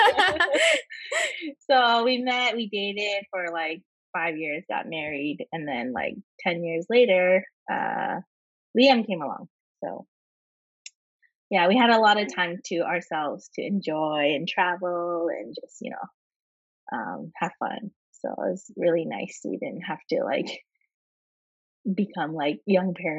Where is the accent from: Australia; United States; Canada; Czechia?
Canada; Vancouver, British Columbia; I'm born and raised in Canada.